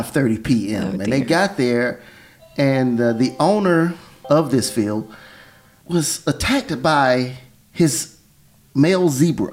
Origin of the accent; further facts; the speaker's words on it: Texas, United States; I grew up in Texas